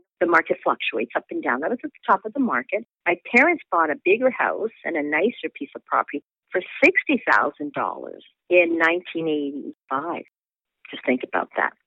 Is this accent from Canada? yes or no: yes; Winnipeg, Manitoba, Canada; moved away; also born or lived in New York City; I'm originally from Winnipeg, Manitoba